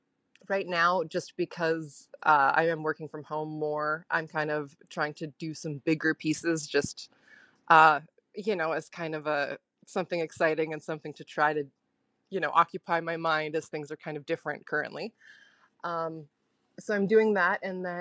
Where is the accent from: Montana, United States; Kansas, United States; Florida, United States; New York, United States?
Montana, United States; also born or lived in England / Azores / North Dakota; now in St. Paul, United States; Originally, I'm from Montana. And then I went to school in Bemidji.